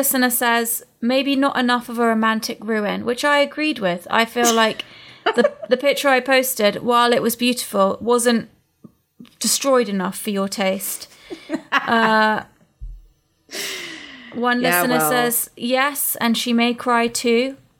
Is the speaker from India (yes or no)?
no; England, United Kingdom; moved away; also born or lived in United States; I'm English, and we've both spent a lot of time in both places.